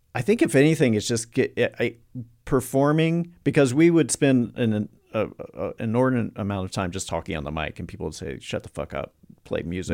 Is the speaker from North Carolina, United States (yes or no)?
yes; North Carolina, United States; I'm from North Carolina